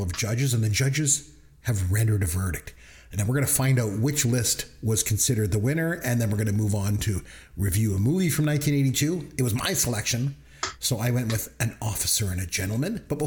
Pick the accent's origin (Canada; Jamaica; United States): Canada; I'm Canadian